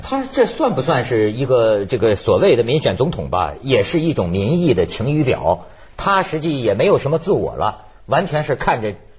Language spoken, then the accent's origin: Chinese; China; 作为我们这个大陆人